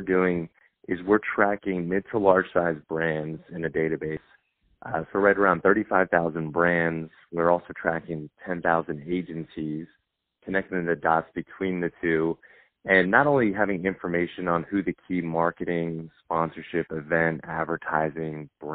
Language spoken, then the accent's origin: English; Long Island, New York, United States; moved away; also born or lived in Georgia; Growing up in Long Island, New York, you know, my parents were hard workers.